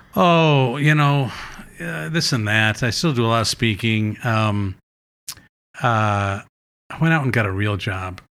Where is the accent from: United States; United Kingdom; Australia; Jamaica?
United States; Madison, Wisconsin; moved away as an adult; also born or lived in New York; I moved back to Madison from New York, and I kinda got back to my roots